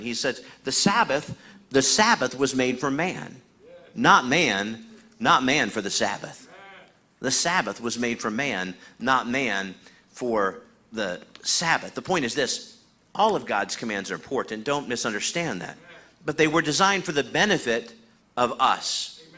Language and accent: English; Iowa, United States; I was born in Iowa